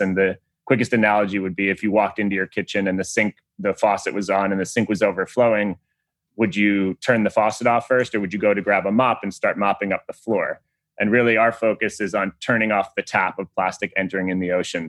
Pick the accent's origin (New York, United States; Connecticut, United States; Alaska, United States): New York, United States; Long Island; I grew up in Long Island, New York